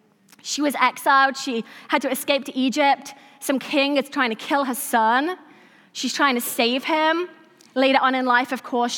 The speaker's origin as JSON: {"language": "English", "region": "England", "country": "United Kingdom", "tie": "born or raised there", "said": "So I was raised in England. I was raised in a small village."}